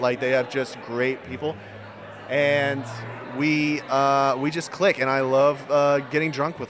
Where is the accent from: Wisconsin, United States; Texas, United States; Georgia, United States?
Texas, United States; Dallas; now in Austin, United States; I'm from Dallas.